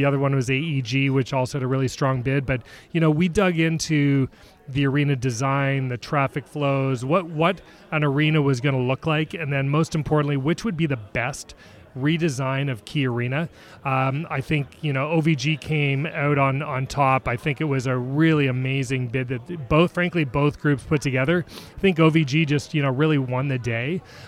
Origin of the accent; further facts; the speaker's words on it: Toronto, Ontario, Canada; accent: Canadian; moved away as an adult; now in Seattle, United States; I am born and raised in Toronto, in Canada, so you'll hear the A's and the out and abouts. Been in Seattle about 16 years, former professional hockey player